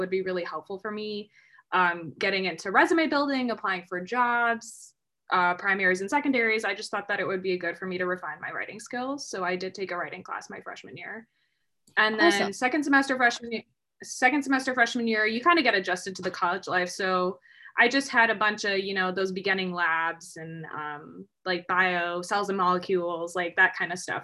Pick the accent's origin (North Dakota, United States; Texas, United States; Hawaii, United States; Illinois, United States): Illinois, United States; moved away as an adult; also born or lived in Michigan; I'm from Illinois.